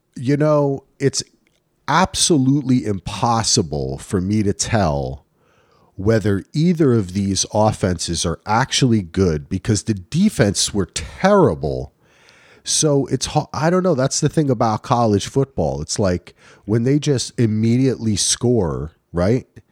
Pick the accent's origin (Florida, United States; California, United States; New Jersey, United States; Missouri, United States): New Jersey, United States; the concrete jungle of New Jersey, man. Come on. I'm from the, I'm from the burbs, baby.